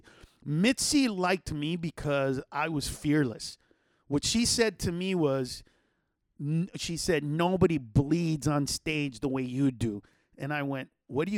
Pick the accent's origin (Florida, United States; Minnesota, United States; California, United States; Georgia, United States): California, United States; Los Angeles; accent: Chicano; also born or lived in Honduras; I grew up in a Mexican neighborhood in East